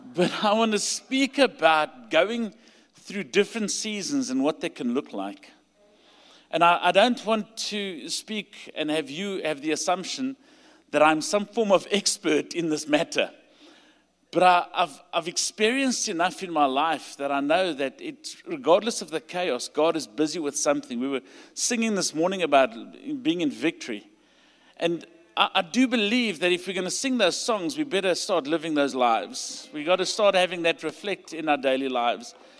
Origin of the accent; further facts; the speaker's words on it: South Africa; accent: South African; You'll hear by my accent. I'm from South Africa